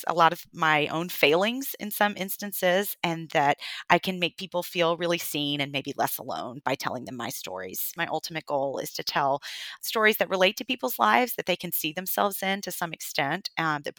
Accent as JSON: {"language": "English", "region": "the Bible Belt", "country": "United States", "tie": "born or raised there", "moved": "yes", "lives_now": "New York City, United States", "said": "I grew up in the Bible Belt"}